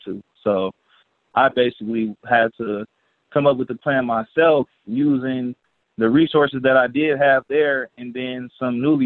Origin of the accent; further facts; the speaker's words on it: Milwaukee, Wisconsin, United States; I was born and raised in Milwaukee, Wisconsin.